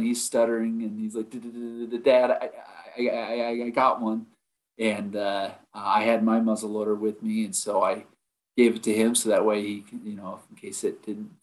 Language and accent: English; Utah, United States; also born or lived in Idaho / Montana / Vernal, Utah; I'm from Utah. I live in Vernal. It's on the northeast side of the state.